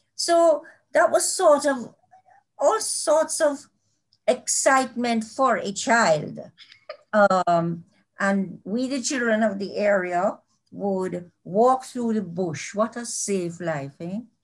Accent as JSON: {"language": "English", "town": "Kingston", "country": "Jamaica", "tie": "born or raised there", "also_born_or_lived": "Mandeville", "said": "I was born in kingston really halfway tree, but you know, in Kingston. And I, I've lived here all my life"}